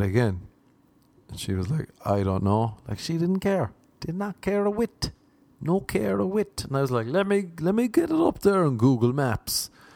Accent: Ireland; moved away as an adult; also born or lived in Cork; now in Los Angeles, United States; I'm an Irishman trying to make it in LA.

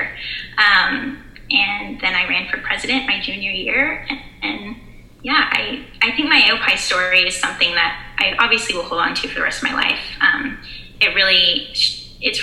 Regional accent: Dallas, Texas, United States; moved away as an adult; now in Norman, United States; I'm from Dallas and I go to OU in Norman, Oklahoma

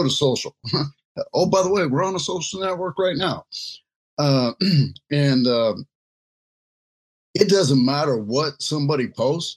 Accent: United States; I was a minority in being an American and speaking, you know, only English

